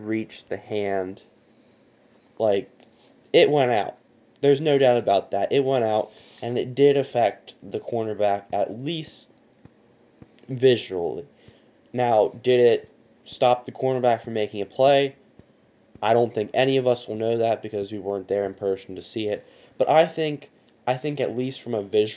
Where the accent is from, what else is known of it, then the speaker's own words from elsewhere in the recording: Pennsylvania, United States; we are from Pennsylvania